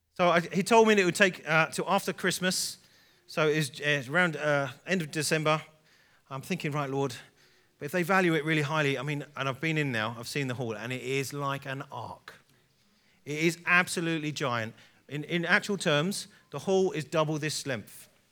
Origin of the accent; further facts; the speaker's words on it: England, United Kingdom; I'm an English guy